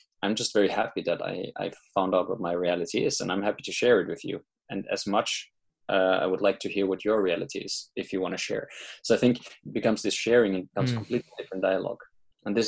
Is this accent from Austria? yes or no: yes; Austria; moved away; I'm from Austria originally